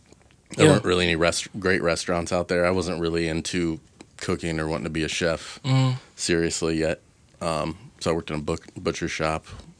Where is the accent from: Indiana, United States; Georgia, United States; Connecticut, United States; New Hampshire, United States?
Indiana, United States; Indianapolis; I am from Indy